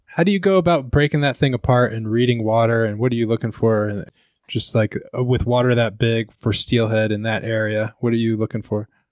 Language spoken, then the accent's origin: English; Seattle, Washington, United States; I'm from Seattle area